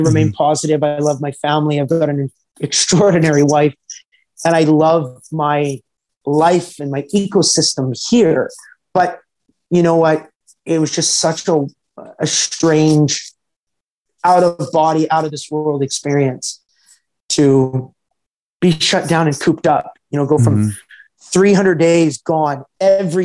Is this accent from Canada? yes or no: yes; Edmonton, Alberta, Canada; born or raised there